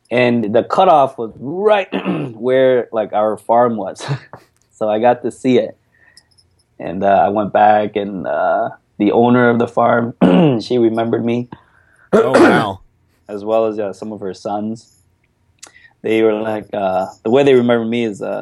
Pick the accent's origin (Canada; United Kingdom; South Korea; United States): South Korea; Dongdaegu, Daegu; So I'm from Dongdaegu, which is East Daegu. Okay. Uh, little countryside.